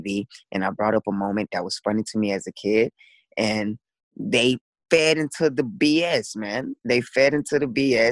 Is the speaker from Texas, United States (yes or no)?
yes; Dallas, Texas, United States; I grew up in Dallas, Texas